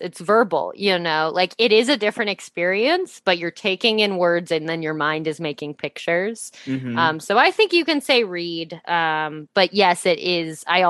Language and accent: English; Midwest, United States; because I grew up in the Midwest, was around tornadoes a lot.